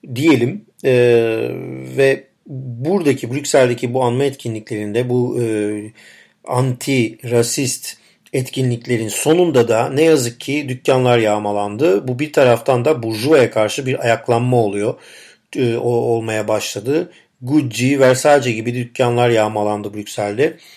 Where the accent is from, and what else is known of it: Turkey